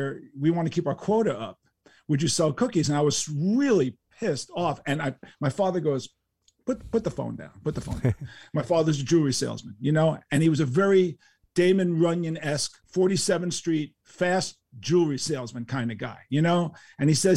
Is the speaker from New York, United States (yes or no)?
yes; New York City, New York, United States; living in New York City, growing up in New York City